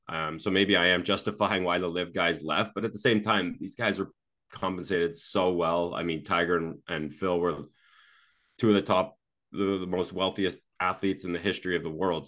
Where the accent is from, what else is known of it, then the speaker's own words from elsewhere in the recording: Canada; I'm, I'm from Canada